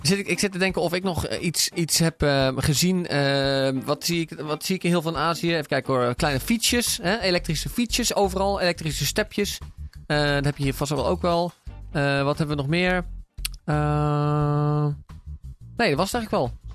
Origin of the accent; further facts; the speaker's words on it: Singapore; bij ons in Singapore